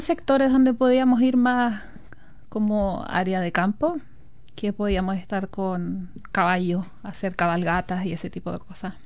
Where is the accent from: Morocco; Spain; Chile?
Chile; Constitución, Maule; moved away as an adult; also born or lived in Talca; now in New Zealand; yo soy nacida y criada en la ciudad de Constitución